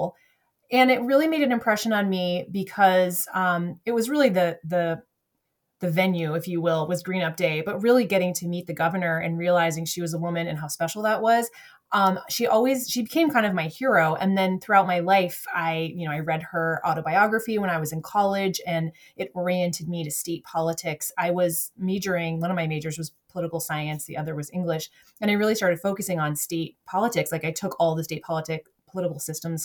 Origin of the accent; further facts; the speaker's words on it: Southern Vermont, United States; I grew up in Southern Vermont